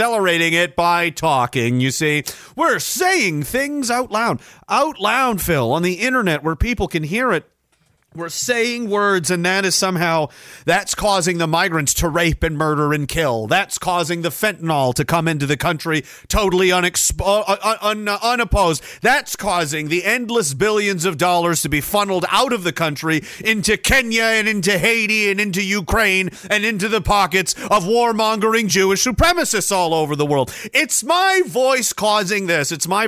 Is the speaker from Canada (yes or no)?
yes; Canada; Don't harm me. I'm Canadian.